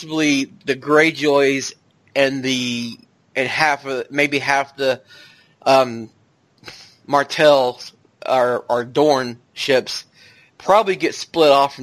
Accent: the South, United States; I'm from the South

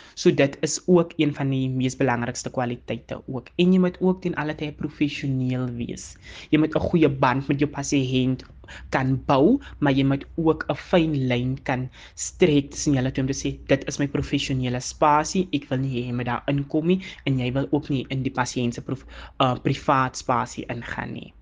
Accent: Calvinia, Northern Cape, South Africa; also born or lived in Macassar; Ek het nou eventually groot geword by my ouma en oupa in Kalvinia en daar het ek skool gegaan.

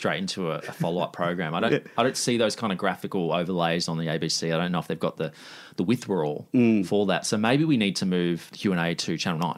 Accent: New South Wales, Australia

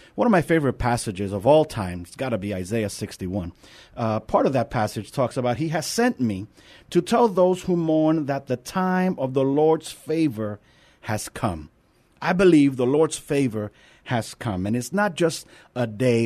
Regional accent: New York, United States; accent: New York; now in San Antonio, United States; Now I'm a New Yorker

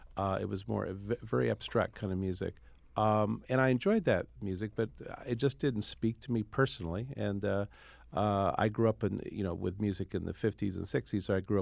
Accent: Iowa, United States; also born or lived in New York; Growing up in Iowa, I played not only rock band, I played all sorts of gigs.

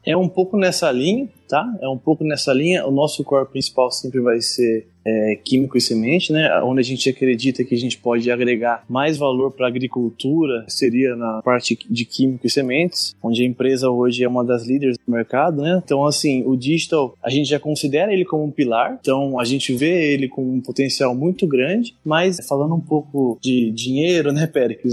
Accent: São Manuel, São Paulo, Brazil; moved away as an adult; also born or lived in Ilha Solteira / Passo Fundo / Lucas do Rio Verde / Tangará da Serra; sou natural de São Manuel

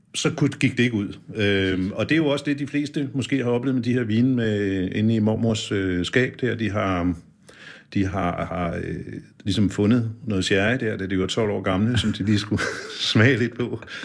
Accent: Birkerød, Capital Region of Denmark, Denmark; jeg kommer fra Birkerød

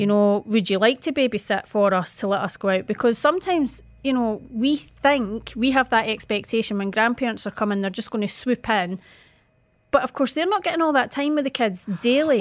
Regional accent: Scotland, United Kingdom

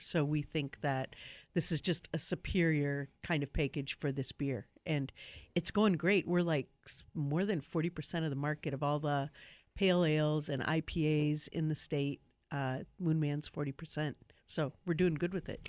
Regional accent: Milwaukee, Wisconsin, United States; when I grew up in Milwaukee

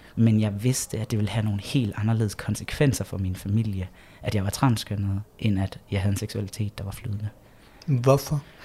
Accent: Egtved, Southern Denmark, Denmark; jeg vokset op i Jylland

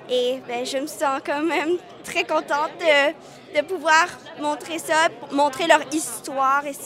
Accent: Vietnam; moi je suis née au Vietnam, on a vécu là-bas, euh, mais on n'a pas vécu les boat people, le trajet, puis tout ça.

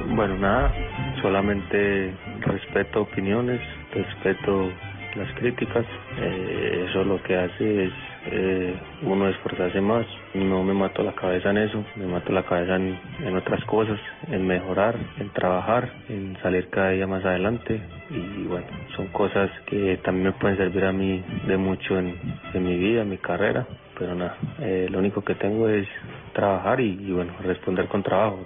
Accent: Colombia; moved away; como colombianos, porque la verdad somos colombianos

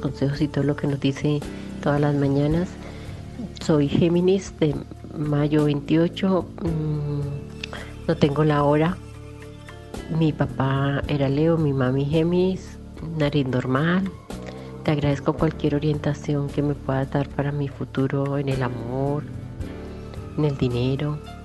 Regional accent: Colombia; now in Chile; estoy mm, en, Chile, eh, pero soy colombiana

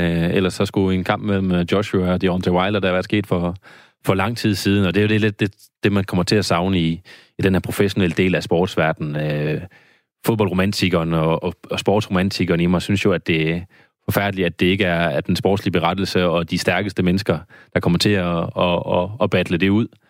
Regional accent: Randers, Central Denmark Region, Denmark; nu er jeg fra Randers.

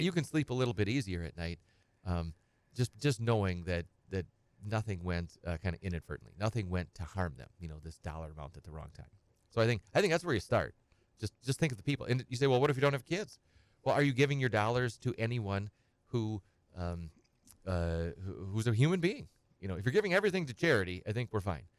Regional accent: Edgar, Wisconsin, United States; grew up on a small farm. I'm from Edgar and, uh, uh, kind of a hobby farm

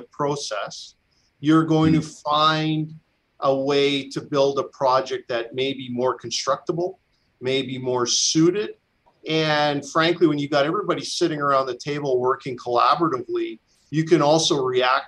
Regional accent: British Columbia, Canada; our province, and I'm a British Columbian

